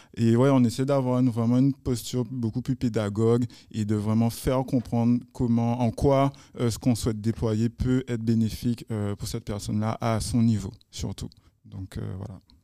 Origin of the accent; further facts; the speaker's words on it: Guadeloupe; chez nous en Guadeloupe